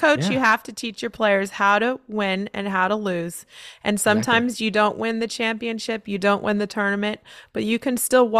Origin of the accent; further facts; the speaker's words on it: San Diego, California, United States; I'm from San Diego. I trained a little bit at San Diego State.